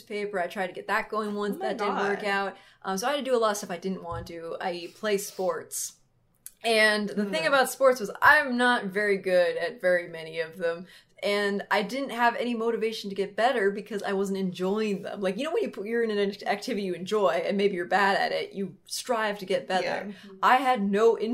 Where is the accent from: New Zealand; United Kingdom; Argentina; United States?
United States; Montana; moved away as an adult; now in California, United States; It was raining in Montana. It was nice to be home